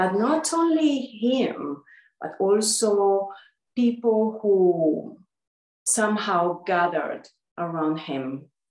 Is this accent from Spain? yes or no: yes; Gran Canaria, Canary Islands, Spain; moved away; also born or lived in Rishikesh, India / London; So I am originally from the Canary Islands, Gran Canaria, Spain. And I grew up partially in Rishikesh, India, and also in the Canaries.